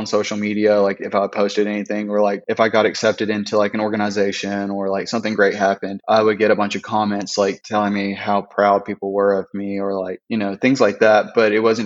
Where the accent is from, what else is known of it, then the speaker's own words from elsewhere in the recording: Fayette, Alabama, United States; I am from Fayette, Alabama, which is a small town outside of Tuscaloosa, Alabama